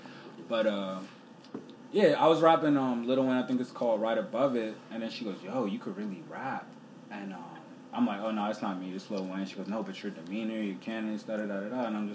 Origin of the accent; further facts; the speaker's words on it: Sierra Leone; So, I'm from Sierra Leone.